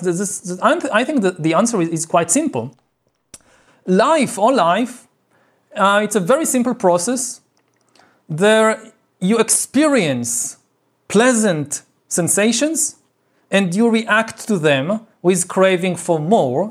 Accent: Israel; I grew up in Israel

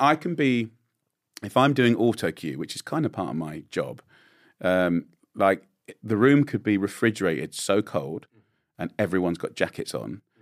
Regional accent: England, United Kingdom; as an English boy

